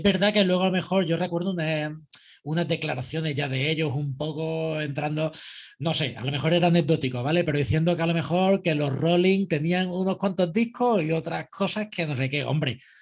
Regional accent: Andalusia, Spain; soy andaluz

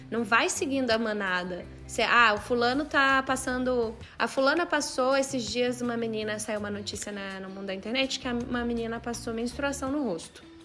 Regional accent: Brasília, Federal District, Brazil; sou de Brasília, é uma cidade que é muito direcionada ao serviço público

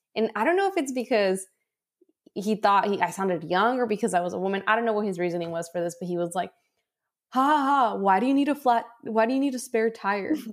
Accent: San Diego, California, United States; also born or lived in Tijuana, Mexico; I was born here in San Diego, and then my parents lived in Mexico.

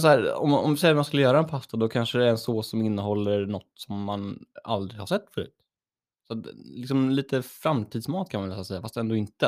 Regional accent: Örebro, Örebro County, Sweden; moved away; hemma i Örebro

